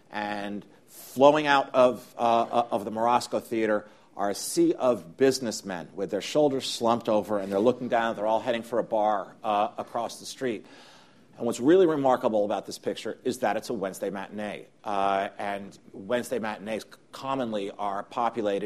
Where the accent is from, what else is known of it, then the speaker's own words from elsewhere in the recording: New York, United States; I grew up here in New York